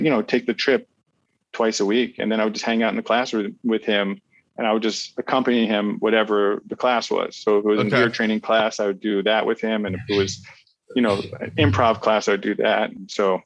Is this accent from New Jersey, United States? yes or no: yes; New Jersey, United States; also born or lived in Pittsburgh, Pennsylvania; now in New York, United States; I grew up in New Jersey